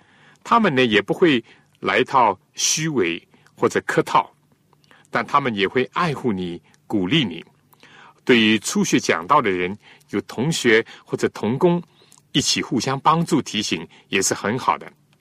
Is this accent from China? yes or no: yes; China; 正像我们中国人所讲的中庸，要有控制，而且要自然。